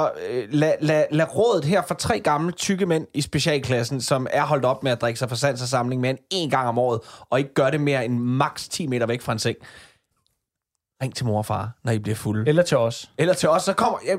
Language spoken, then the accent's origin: Danish; Kalundborg, Zealand, Denmark; jeg er fra Kalundborg